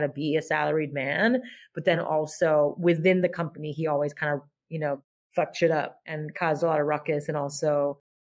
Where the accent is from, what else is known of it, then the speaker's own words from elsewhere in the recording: Montreal, Quebec, Canada; I grew up in French Montreal, like the Frenchest part of Montreal, Brossard.